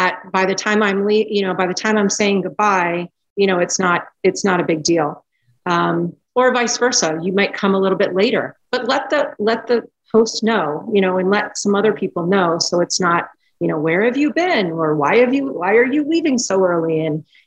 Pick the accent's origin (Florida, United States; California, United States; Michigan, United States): Florida, United States; South; I grew up in South Florida